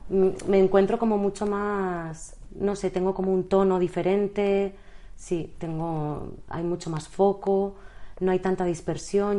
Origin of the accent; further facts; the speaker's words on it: Bilbao, Basque Country, Spain; also born or lived in Madrid; now in Barcelona, Spain; en realidad soy de Bilbao, he estudiado en el extranjero, luego la carrera la hice en Madrid, eh, llegué a Barcelona por amor